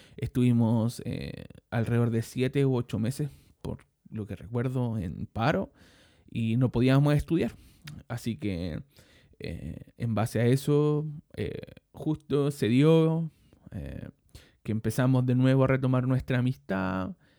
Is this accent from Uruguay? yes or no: no; Chile; also born or lived in Maipú, Santiago; soy chileno, vivo en este momento en Maipú, en la comuna de Maipú, en la ciudad de Santiago